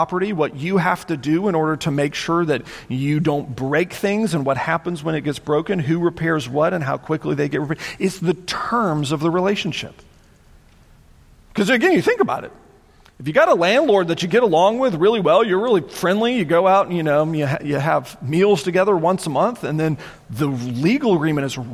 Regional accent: United States; as an American citizen

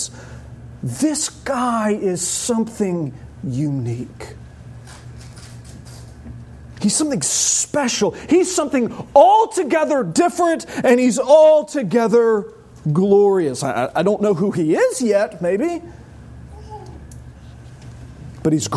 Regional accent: United States; as an American

